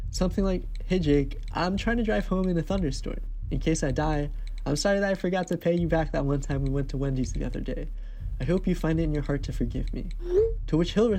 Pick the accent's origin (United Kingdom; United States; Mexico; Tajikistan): United States; Cranbury, New Jersey; moved away as an adult; also born or lived in New York; my hometown of Cranberry, New Jersey